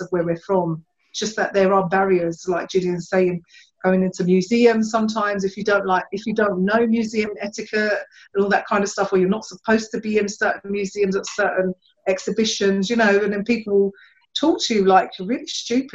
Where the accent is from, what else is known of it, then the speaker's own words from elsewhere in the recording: London, United Kingdom; I've been born and bred in Hackney as well